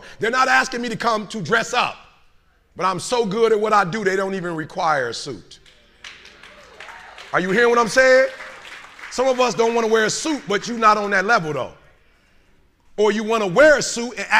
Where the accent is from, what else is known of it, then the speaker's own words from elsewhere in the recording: Detroit, Michigan, United States; I'm from Detroit.